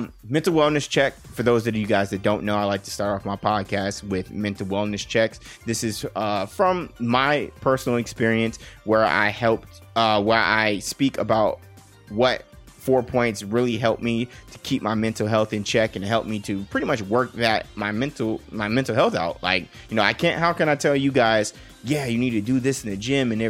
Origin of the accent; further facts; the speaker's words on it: Las Vegas, Nevada, United States; I'm born and raised in Las Vegas. I am a true Las Vegas son